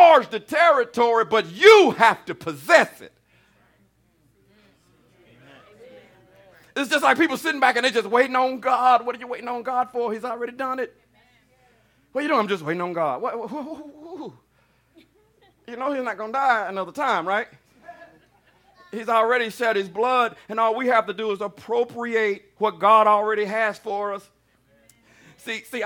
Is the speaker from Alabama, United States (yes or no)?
yes; Alabama, United States; I was raised in Alabama.